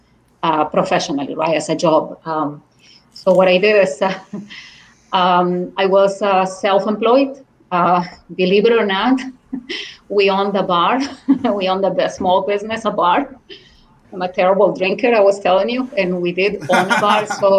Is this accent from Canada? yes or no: no; Venezuela; accent: Spanish; English is a second language; Everybody liked the accent, a Spanish accent, an exotic accent. And then, by the way, I also speak Arabic, right? My parents were Lebanese. So my parents were Lebanese immigrants to Venezuela, so I also speak Arabic.